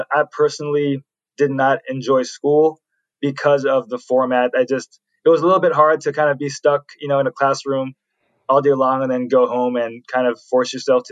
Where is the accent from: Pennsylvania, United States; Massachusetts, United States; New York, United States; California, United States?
California, United States; San Francisco Bay Area; I'm born and raised in the San Francisco Bay Area here in California